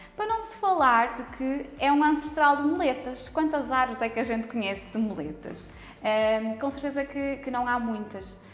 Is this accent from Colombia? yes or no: no; Póvoa de Lanhoso, Norte, Portugal; eu cresci na Póvoa de Lenhoso